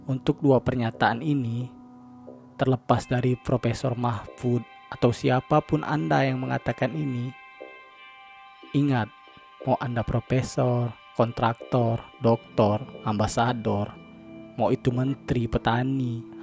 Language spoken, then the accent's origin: Indonesian; Jambi, Indonesia; first language Jambi Malay; Kalau bahasa Jambinya, bahasa daerah saya, agak-agak dikit muncung tuh bos.